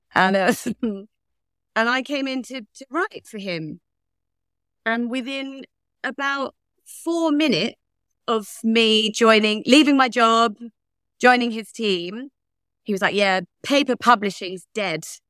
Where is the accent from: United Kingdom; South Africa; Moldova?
United Kingdom; Leigh-on-Sea, Essex, East of England; moved away as an adult; also born or lived in South Carolina, United States; I was born in Leon C in Essex